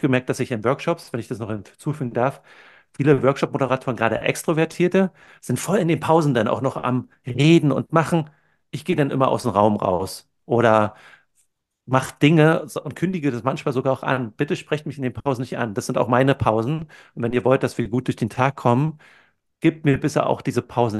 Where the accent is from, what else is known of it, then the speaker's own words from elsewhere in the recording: Brandenburg, Germany; moved away as an adult; also born or lived in Berlin / California / Maastricht / Silicon Valley; now in New Zealand; bin in der Nähe von Berlin aufgewachsen